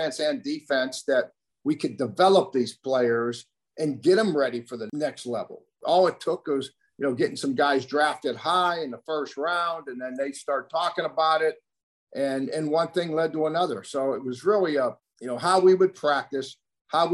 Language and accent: English; Pittsburgh, Pennsylvania, United States; moved away; we're East Coast people, Pittsburgh people